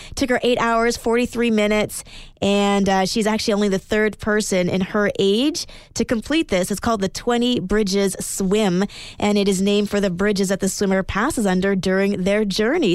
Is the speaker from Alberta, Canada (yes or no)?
yes; Edmonton, Alberta, Canada; moved away; I am originally from Edmonton